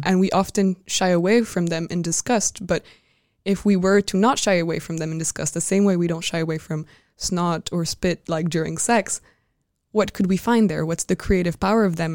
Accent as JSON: {"language": "English", "country": "France", "tie": "born or raised there", "moved": "yes", "said": "growing up in France and, like, speaking the French language."}